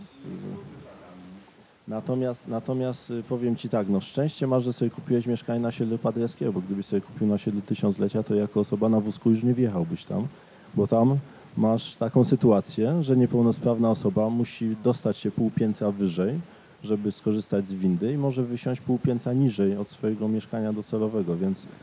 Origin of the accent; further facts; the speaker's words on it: Katowice, Silesian Voivodeship, Poland; mieszkałem jako dziecko na osiedlu Paderewskiego